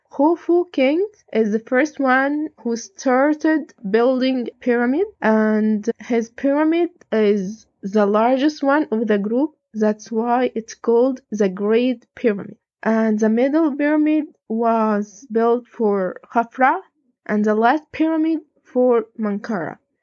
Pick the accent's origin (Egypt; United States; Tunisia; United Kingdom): Egypt; I'm from Egypt